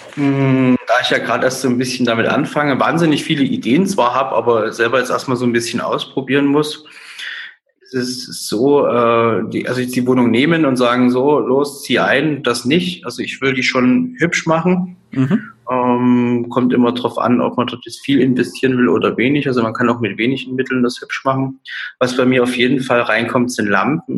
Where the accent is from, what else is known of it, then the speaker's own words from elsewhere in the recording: Dresden, Saxony, Germany; Ich äh, bin aus Dresden, 29 Jahre alt